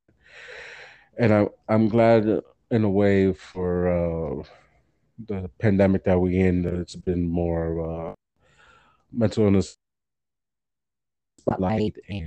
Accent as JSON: {"language": "English", "region": "New York", "country": "United States", "tie": "born or raised there", "moved": "as an adult", "lives_now": "Delaware, United States", "said": "I grew up in New York"}